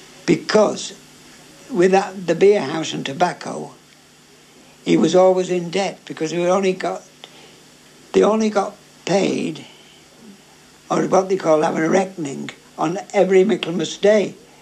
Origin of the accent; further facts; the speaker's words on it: Formby, North West England, United Kingdom; I was brought up in New Road. In Formby? In Formby.